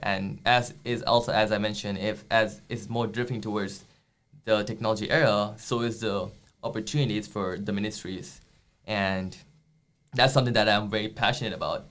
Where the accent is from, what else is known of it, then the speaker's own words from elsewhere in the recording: India; moved away as an adult; now in United States; I'm from India